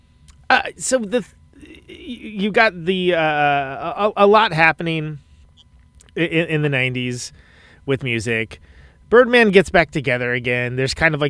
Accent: Oakland, California, United States; now in Milwaukee, United States; I'm from Oakland, California

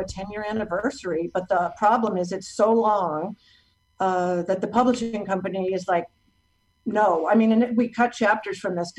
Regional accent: Los Angeles, California, United States; I'm from Los Angeles

